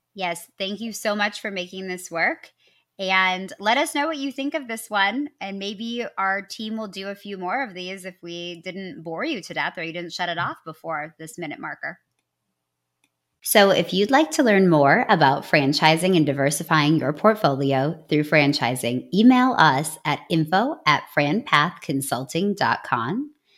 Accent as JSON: {"language": "English", "region": "Midwest", "country": "United States", "said": "I am from the Midwest, and you can usually only tell when I say, \"I'm sorry.\""}